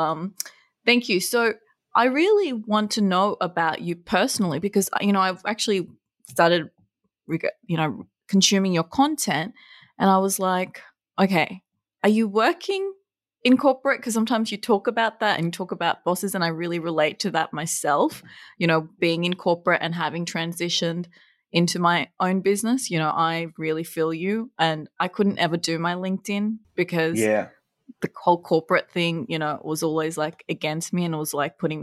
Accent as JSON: {"language": "English", "country": "Bangladesh", "said": "I'm Bangladeshi as well"}